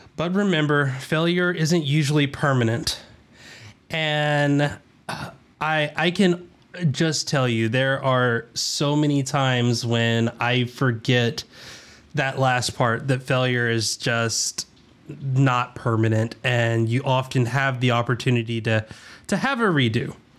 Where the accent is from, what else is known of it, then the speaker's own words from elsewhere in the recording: the South, United States; accent: southern; in my southern accent